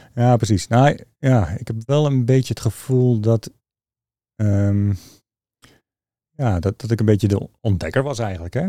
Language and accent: Dutch; Leeuwarden, Friesland, Netherlands; also born or lived in Utrecht / Maarssenbroek; om mijn vierde ben ik vrij snel naar Leeuwarden vertrokken. Dus mijn jeugd.